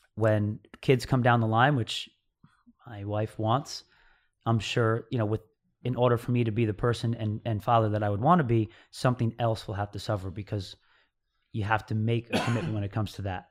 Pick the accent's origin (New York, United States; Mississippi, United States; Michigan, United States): New York, United States; upstate; I was born in New York. I think a, a little town called Mayapack, New York. Yeah. So, I mean, That's where I grew up, around that area, like upstate New York